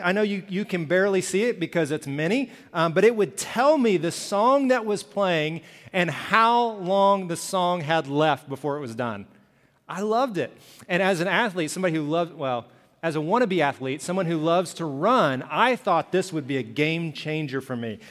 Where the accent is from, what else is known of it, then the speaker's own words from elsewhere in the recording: Birmingham, Alabama, United States; I grew up in Alabama, Birmingham